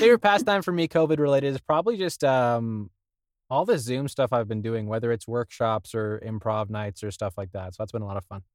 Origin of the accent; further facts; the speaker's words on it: Thornhill, Ontario, Canada; Thornhill for me